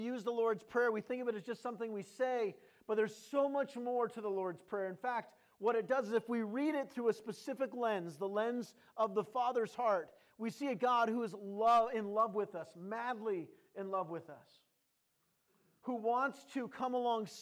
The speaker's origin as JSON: {"language": "English", "region": "California", "country": "United States", "tie": "born or raised there", "also_born_or_lived": "Wisconsin / Maine / Minnesota", "moved": "yes", "said": "I grew up primarily in California. I had a few stints. One, I lived in Wisconsin when I was a little baby. Don't remember that. Lived in Maine for a couple years"}